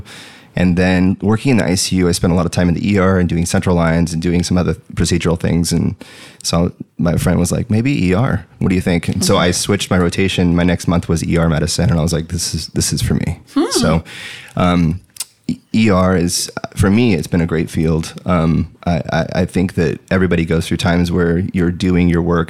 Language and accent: English; San Bernardino, California, United States; also born or lived in Kansas / Atlanta, Georgia / Irvine, California; Born and raised in San Bernardino.